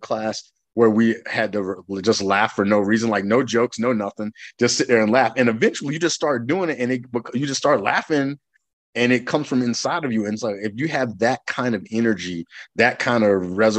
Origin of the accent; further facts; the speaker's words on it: the South, United States; I grew up in the South